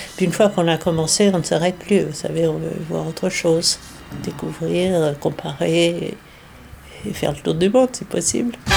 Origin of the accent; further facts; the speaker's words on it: France; moved away as an adult; also born or lived in New York, United States / Washington, United States; je suis franco-américaine. Je suis née en France, et je me suis transportée